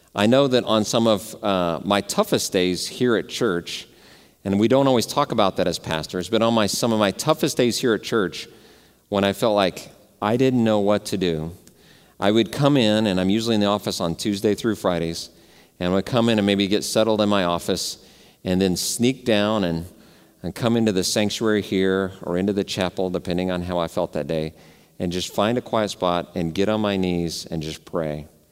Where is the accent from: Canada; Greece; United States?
United States; Dallas, Texas; I grew up in Dallas